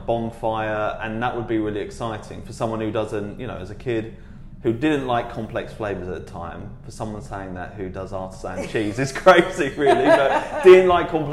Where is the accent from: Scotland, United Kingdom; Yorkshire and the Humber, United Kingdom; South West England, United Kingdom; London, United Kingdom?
London, United Kingdom; Dagenham; I was originally from Dagenham in Essex.